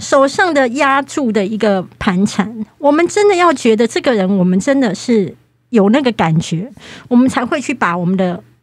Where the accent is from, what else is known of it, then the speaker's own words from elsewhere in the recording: Kaohsiung, Taiwan; now in Taipei, Taiwan; 我是高雄人